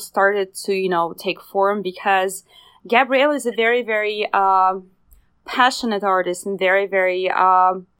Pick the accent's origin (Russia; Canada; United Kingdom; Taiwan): Russia; moved away as an adult; now in Los Angeles, United States; We both come from Eastern Europe. I'm from Russia specifically